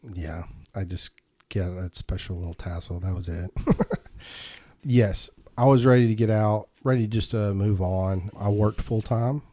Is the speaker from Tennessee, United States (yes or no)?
yes; Murfreesboro, Tennessee, United States; also born or lived in Indiana; we moved here to Murfreesboro, I think, in nineteen eighty-four. I was four years old.